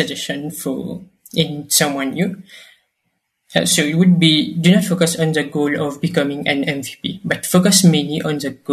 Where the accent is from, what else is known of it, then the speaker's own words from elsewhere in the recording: Mauritius; I am from Mauritius